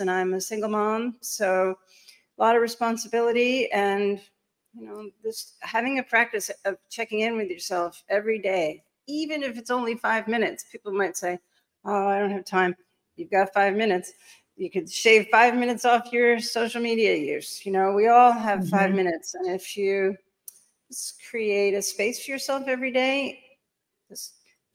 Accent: New York City, New York, United States; I'm a New Yorker. I'm coming to you live from Manhattan

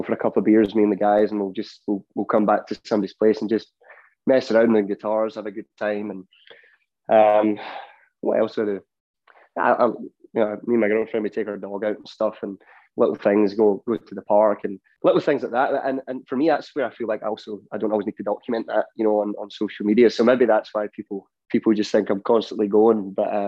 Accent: Ayr, Scotland, United Kingdom; now in Nashville, United States; I grew up in Ayr, so I've always had like the beach around me

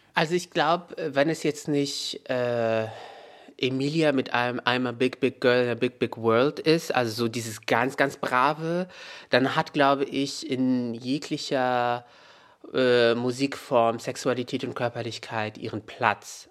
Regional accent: Meknes, Fès-Meknès, Morocco; moved away; in Meknes, da wo ich aufgewachsen bin

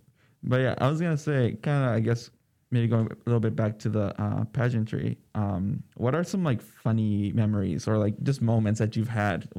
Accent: California, United States; born there; also born or lived in Minnesota / El Salvador / Virginia; now in Alaska, United States; Born in California, moved to Minnesota, El Salvador, Virginia, and now here.

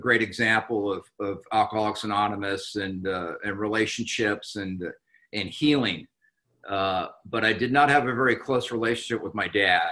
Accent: Anaheim, California, United States; I was born and raised in Anaheim, California

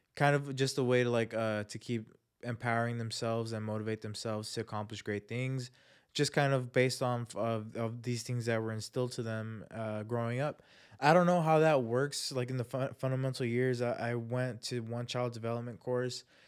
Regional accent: Chula Vista, California, United States; People that I knew growing up, people from my hometown, Chula Vista

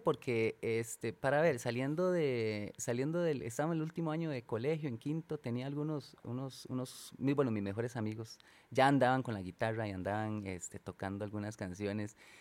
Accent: San Isidro, Costa Rica; moved away; por estos lados de, de, de, mi pueblo, San Isidro, San Rafa

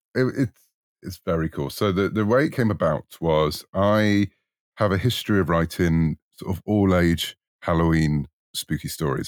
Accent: United Kingdom; you might tell from my accent, I'm in the U K

